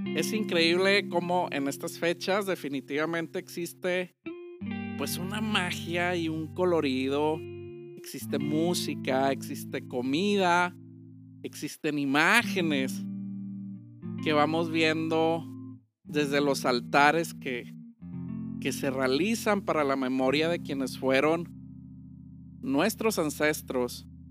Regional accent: Mexico; para nosotros los mexicanos

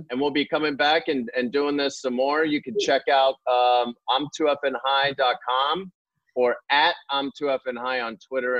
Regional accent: Pittsburgh, Pennsylvania, United States; even though I'm from Pittsburgh

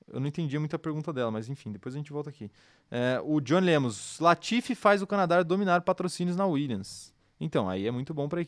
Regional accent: Campinas, São Paulo, Brazil; A gente é do interior de São Paulo. Campinas, ali, região.

